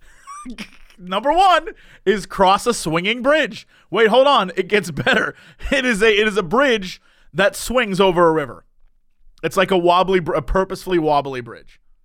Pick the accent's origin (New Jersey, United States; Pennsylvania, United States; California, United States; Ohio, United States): Ohio, United States; Oakwood; growing up in Oakland, Ohio.